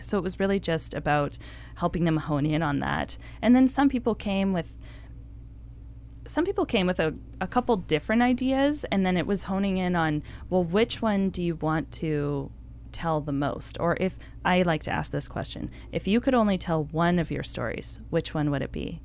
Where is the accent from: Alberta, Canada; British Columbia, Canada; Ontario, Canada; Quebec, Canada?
British Columbia, Canada; Victoria; I grew up in Victoria